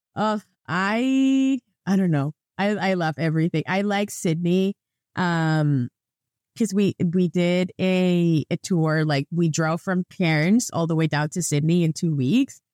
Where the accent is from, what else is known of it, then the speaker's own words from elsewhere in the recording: Venezuela; moved away as an adult; now in Canada; every time that I used to travel with my Venezuelan passport, I don't have that problem anymore because I'm a Canadian now